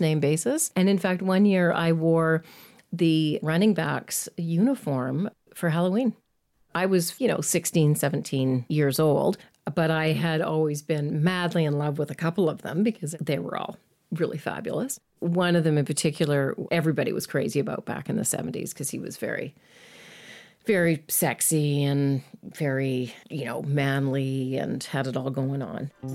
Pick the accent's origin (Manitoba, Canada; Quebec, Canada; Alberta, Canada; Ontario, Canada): Alberta, Canada; Edmonton; I grew up in Edmonton